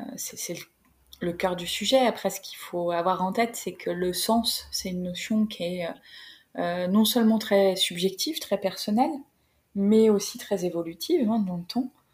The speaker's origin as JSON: {"language": "French", "town": "Creil", "region": "Hauts-de-France", "country": "France", "tie": "born or raised there", "moved": "yes", "said": "vers Creil, là où j'ai grandi"}